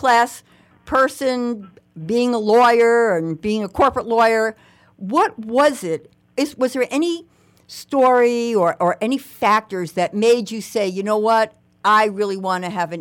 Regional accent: New York City, New York, United States; I'm from the Bronx, I didn't grow up middle class

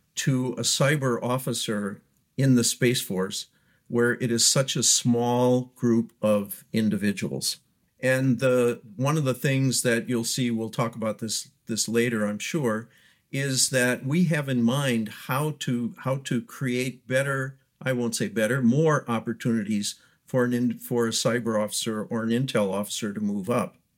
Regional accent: Wisconsin, United States; moved away; I'm from Wisconsin originally

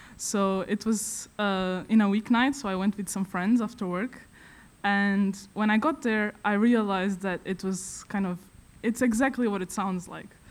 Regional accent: Vila Real, Norte, Portugal; moved away as an adult; now in Stockholm, Sweden; I come from Vila Real, which is a very small town in the north of Portugal

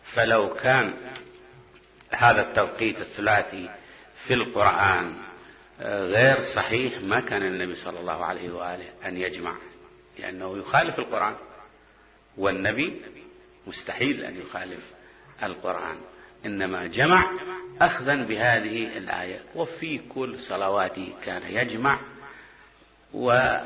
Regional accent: Basra Governorate, Iraq; moved away; عندنا بالبصرة

